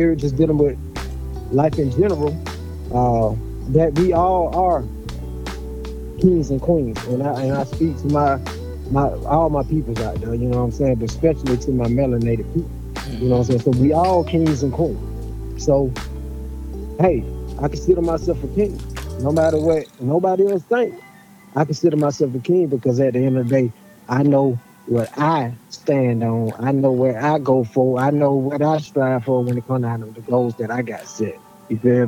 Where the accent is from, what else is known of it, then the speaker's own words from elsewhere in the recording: Decatur, Georgia, United States; I was born and raised in Decatur